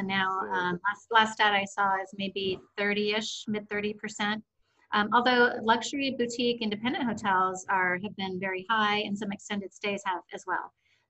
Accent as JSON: {"language": "English", "town": "Seattle", "region": "Washington", "country": "United States", "tie": "born or raised there", "also_born_or_lived": "Boise, Idaho", "moved": "as an adult", "said": "So I grew up in the Seattle area."}